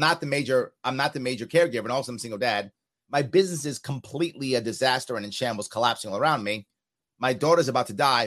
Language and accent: English; New York City, New York, United States; I was raised in New York City